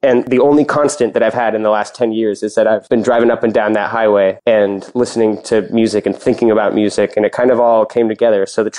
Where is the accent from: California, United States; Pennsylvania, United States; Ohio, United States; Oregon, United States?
California, United States; Sonoma; also born or lived in Los Angeles; I'm from the Bay Area. I grew up in Sonoma, which is where the name Maya Kamas comes from. That's the mountain range that separates Sonoma and Napa Valleys.